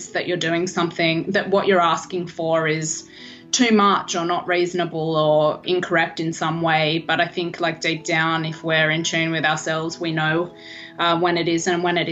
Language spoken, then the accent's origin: English; Australia; moved away as an adult; now in Los Angeles, United States; I'm actually Australian by birth, in case you couldn't tell from the accent.